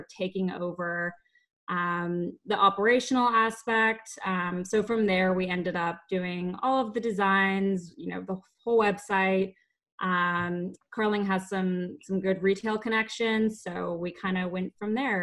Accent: Calgary, Alberta, Canada; moved away; also born or lived in Winnipeg; I'm originally from Calgary.

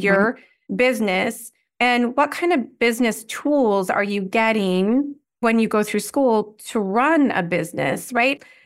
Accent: California, United States; moved away; also born or lived in Washington, D.C.; I grew up in California

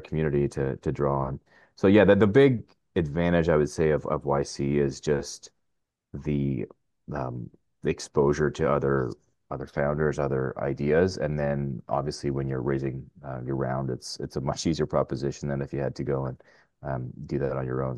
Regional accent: Ottawa, Ontario, Canada; also born or lived in Arnprior, Ontario / California; I'm from Ottawa. Uh, originally from Arm Ferrari, which is just, uh, west of here, but yeah, I'm, uh, I'm an Ottawa guy

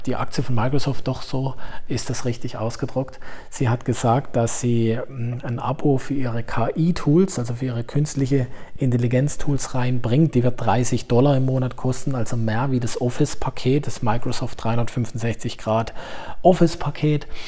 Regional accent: Germany; hier bei uns in Deutschland

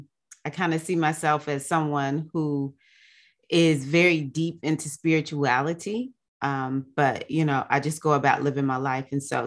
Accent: the South, United States; born there; I was born in South USA, African-American girl, is that I was not always brought up like a lot of Black people were.

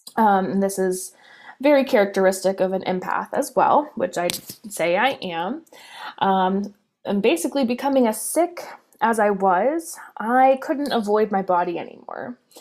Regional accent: Pittsburgh, Pennsylvania, United States; I'm from Pittsburgh, Pennsylvania in the United States

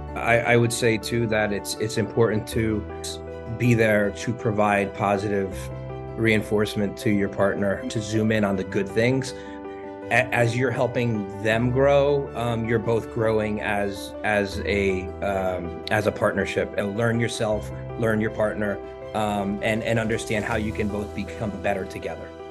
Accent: New Jersey, United States; I grew up in New Jersey, um, North Jersey, um, pretty much my whole life

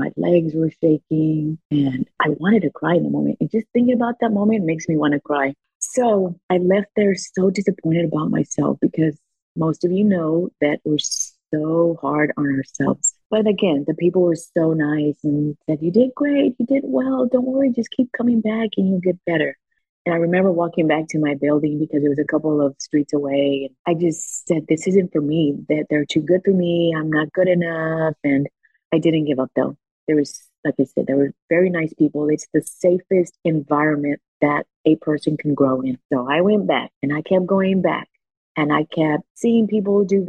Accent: Houston, Texas, United States; English is a second language; I was born and raised in Houston. I was raised on the east side of Houston

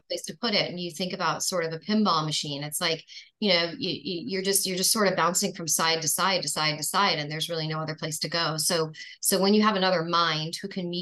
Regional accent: New York, United States; I grew up in New York

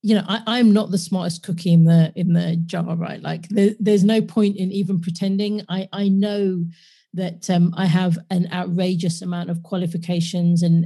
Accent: London, United Kingdom; I was born and raised in London

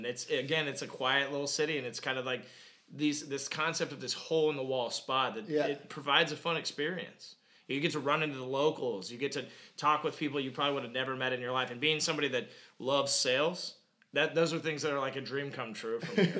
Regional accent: Orlando, Florida, United States; born and raised in Orlando.

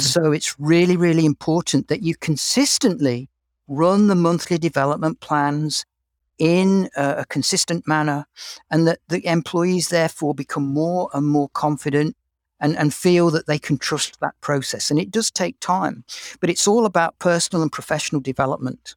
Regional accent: England, United Kingdom; accent: English; moved away as an adult; now in Canada; You can probably tell from my accent that I'm English

